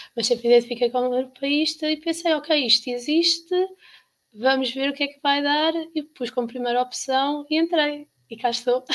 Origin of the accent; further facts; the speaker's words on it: Caldas da Rainha, Centro, Portugal; eu sou das Caldas da Rainha